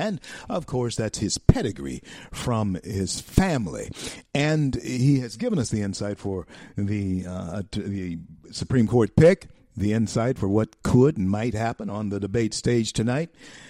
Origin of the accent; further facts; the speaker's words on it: Shreveport, Louisiana, United States; I was born in a hospital called Confederate Memorial Hospital. It changed the name to LSU Hospital over the years